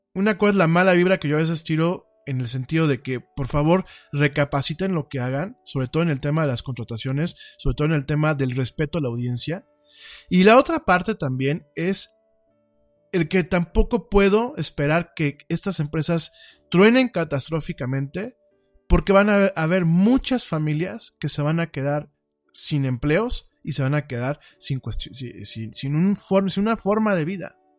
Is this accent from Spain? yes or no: no; Mexico; nuestro país